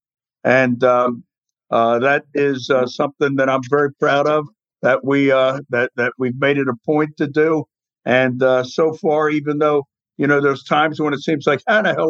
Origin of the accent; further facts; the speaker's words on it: Baltimore, Maryland, United States; I'm from Charm City